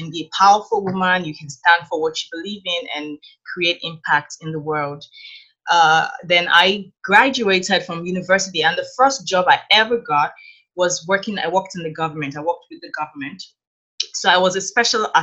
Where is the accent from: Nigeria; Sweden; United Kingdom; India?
Nigeria; moved away as an adult; now in Canada; I grew up in Nigeria. So I was born and raised in Nigeria in a very conservative Christian family